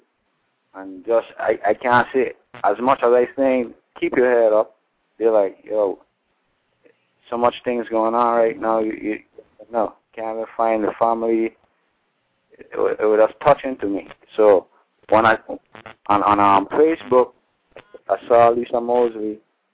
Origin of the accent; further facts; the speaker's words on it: British Virgin Islands; I'm from the Virgin Islands by way of Tortola